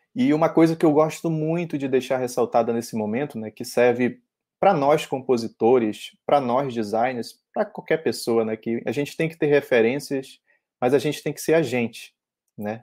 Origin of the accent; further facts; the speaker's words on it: Parintins, Amazonas, Brazil; moved away as an adult; eu sou de Parintins, eu nasci lá, morei 17 anos da minha vida lá